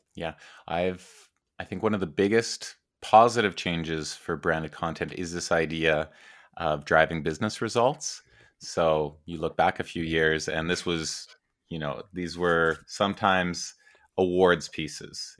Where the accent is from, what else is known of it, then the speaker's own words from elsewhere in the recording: Edmonton, Alberta, Canada; I grew up in Edmonton, Alberta, Canada